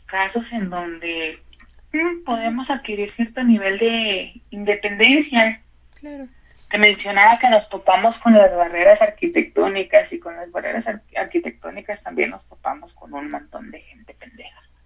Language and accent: Spanish; Mexico; como mexicanos